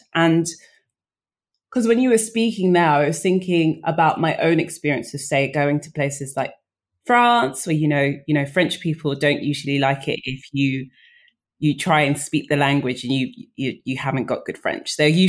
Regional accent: England, United Kingdom; first language English; being a British person whose first language is English

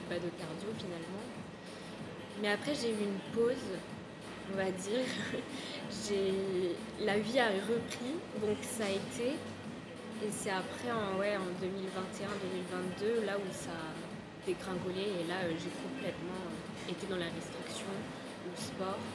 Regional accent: Brittany, France; moved away as an adult; now in Paris, France; je viens de Bretagne, vraiment.

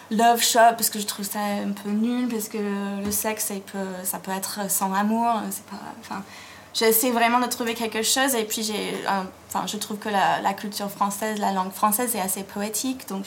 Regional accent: United States; pas dire aux États-Unis parce que la Californie, c'est pas pareil que l'Alabama. Mm. Mais, mais oui, enfin, là où j'ai grandi, c'était. C'est très différent

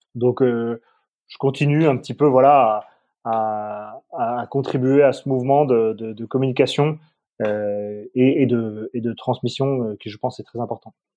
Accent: south-west France, France; je suis un enfant du Sud-Ouest

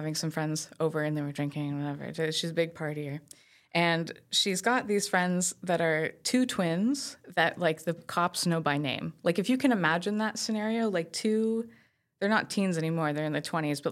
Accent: Saint-Eustache, Quebec, Canada; my sister lives out in St. Eustache. That's where I grew up.

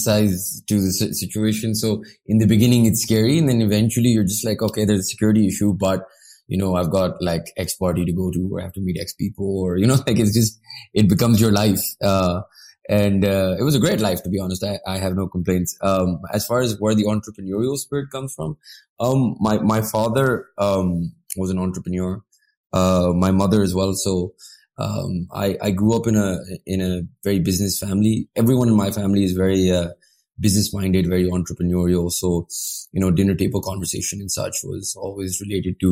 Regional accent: Pakistan; I had a great time growing up in Pakistan.

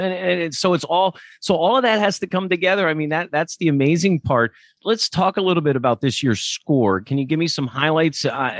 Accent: Lancaster, Pennsylvania, United States; also born or lived in State College, Pennsylvania; I grew up in Lancaster, Pennsylvania

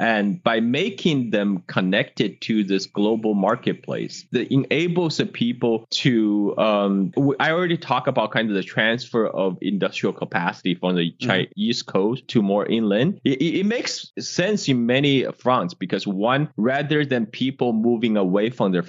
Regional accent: China; I grew up in China in 1980s. I was born in 1976.

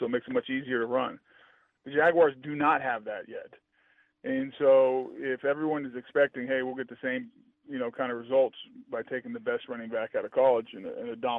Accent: Colorado, United States; now in Jacksonville, United States; growing up in Colorado

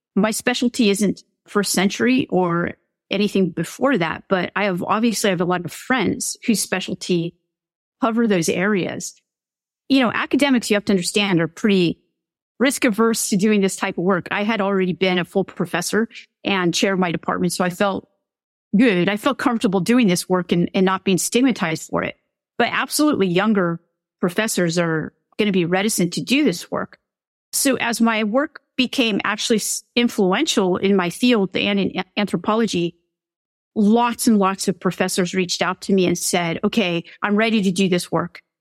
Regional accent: California, United States; I'm from California

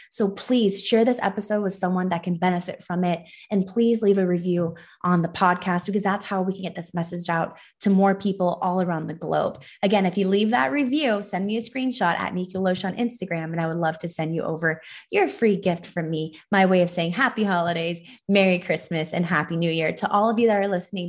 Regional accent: Los Angeles, California, United States; I was born and raised in Los Angeles, so I'm one of the few L A natives.

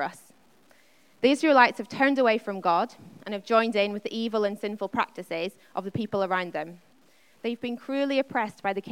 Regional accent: Northern Ireland, United Kingdom; I grew up in Northern Ireland

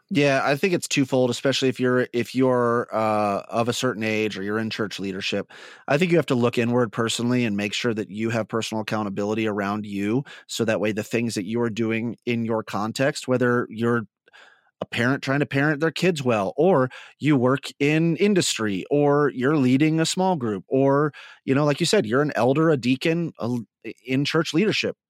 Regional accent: Midwest, United States; accent: Midwest; my Midwest just came out there a little bit.

